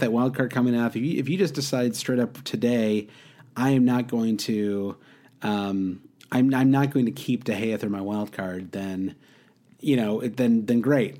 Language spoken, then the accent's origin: English; Midwest, United States; I grew up in the Midwest